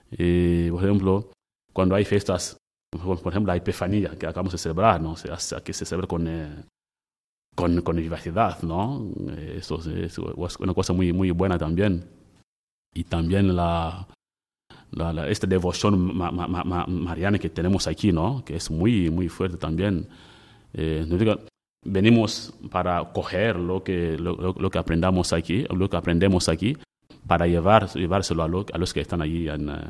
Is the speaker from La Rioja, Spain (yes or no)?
no; Tenerife, Canary Islands, Spain; tenemos ah, en mi país, ¿no? En Tenerife, lo la gente, en Tenerife comía la paella, pero la paella de Valencia no tiene que ver con la de Tenerife.